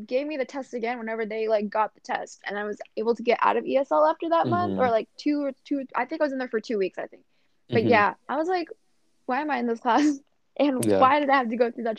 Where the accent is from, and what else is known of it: Virginia, United States; born or raised there; also born or lived in Canada; now in Texas, United States